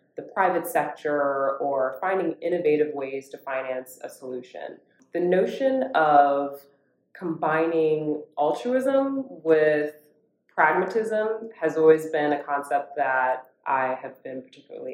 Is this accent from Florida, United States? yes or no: yes; Orlando, Florida, United States; I grew up in Orlando, Florida, and I grew up specifically in a community called Dr. Phillips.